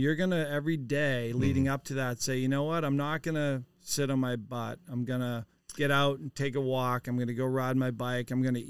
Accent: Marblehead, Massachusetts, United States; my hometown of Marblehead, Massachusetts.

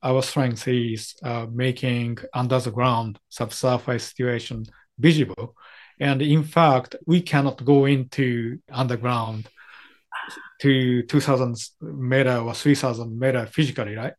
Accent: Japan; English is a second language; Japanese always trying to communicate with them, although our English is not very perfect and very natural

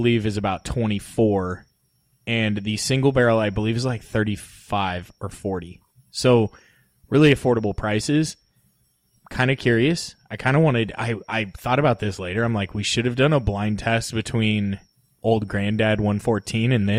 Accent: California, United States; we're from California

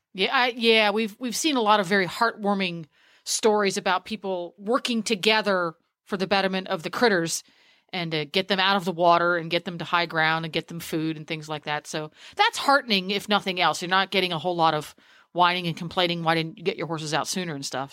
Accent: Harrisburg, Pennsylvania, United States; I, am born and bred. That's my that's my hometown over there

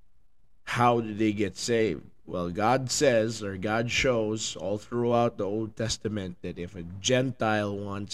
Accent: Philippines; now in United States; I'm from the Philippines

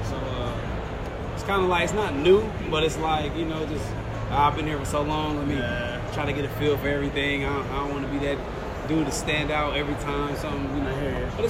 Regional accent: New York, United States; We're from New York. We're from Orange County, New York.

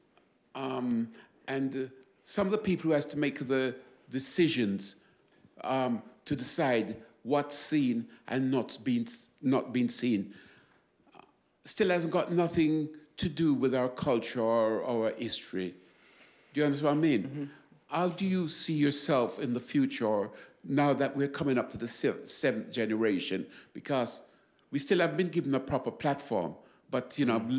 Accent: London, United Kingdom; growing up in London years ago

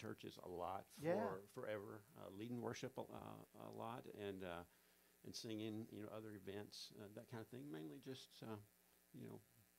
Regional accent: Springfield, Tennessee, United States; moved away as an adult; I am Tennessean. Yes. I grew up in Springfield, Greenbrier, that area.

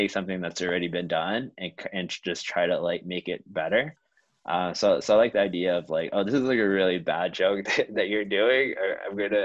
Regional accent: Houston, Texas, United States; now in Chicago, United States; growing up in Houston, I didn't have that many friends who were Asian and creative

